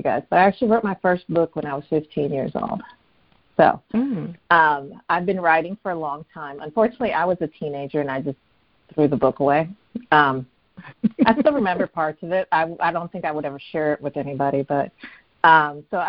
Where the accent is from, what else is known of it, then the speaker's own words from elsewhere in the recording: New Jersey, United States; also born or lived in Ohio; now in North Carolina, United States; I'm originally from New Jersey, very proud